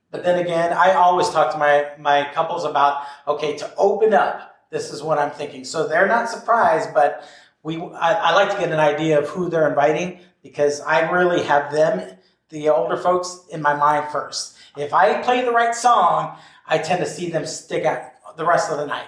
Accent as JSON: {"language": "English", "region": "Hawaii", "country": "United States", "said": "I'm Hawaiian"}